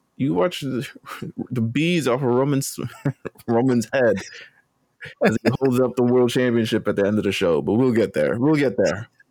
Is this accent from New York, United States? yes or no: yes; New York, United States; I'm just from New York. New York.